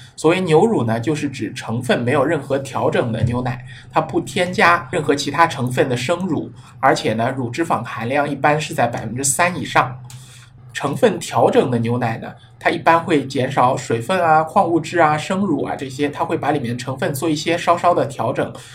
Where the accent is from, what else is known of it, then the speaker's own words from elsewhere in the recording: China; 我们中国人优良的素质